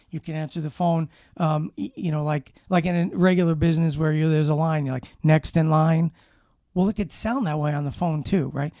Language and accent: English; New York City, New York, United States; I grew up in Brooklyn, Brooklyn, New York.